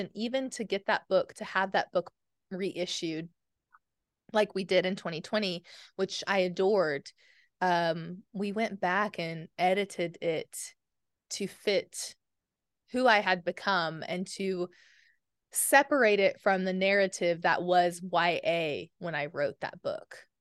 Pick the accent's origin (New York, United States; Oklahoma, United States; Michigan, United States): Oklahoma, United States; I'm from Oklahoma